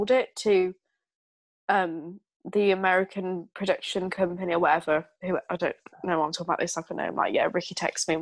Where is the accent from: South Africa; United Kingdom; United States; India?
United Kingdom; I'm British